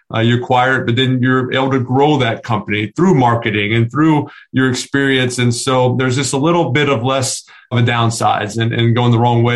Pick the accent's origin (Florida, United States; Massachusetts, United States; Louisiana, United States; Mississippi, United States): Louisiana, United States; New Orleans; We grew up in Louisiana